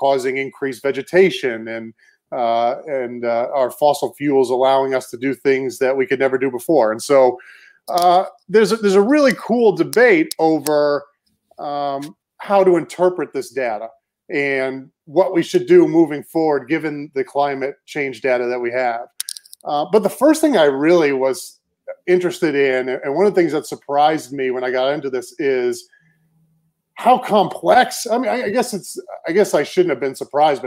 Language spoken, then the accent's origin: English; Cape Cod, Massachusetts, United States; moved away as an adult; also born or lived in Maine / Houston; I'm originally from Cape Cod, Massachusetts.